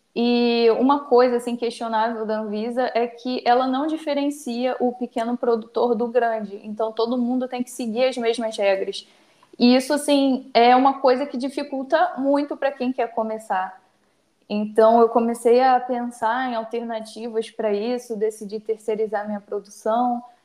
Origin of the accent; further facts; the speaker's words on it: Baixada Fluminense, Rio de Janeiro, Brazil; Sou estudante, cria da Baixada Fluminense